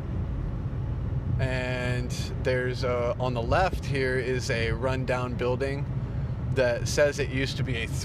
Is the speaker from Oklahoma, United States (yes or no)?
yes; Oklahoma, United States; moved away; I'm from Oklahoma, and I love Oklahoma